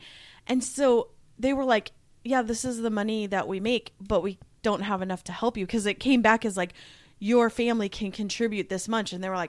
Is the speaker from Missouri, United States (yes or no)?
no; Omaha, Nebraska, United States; also born or lived in Redmond, Washington; Because I grew up like in Omaha, I felt rich. Like, we lived in an apartment, and I felt very rich. When we moved to Redmond, Washington, I was like, whoa, this is insane.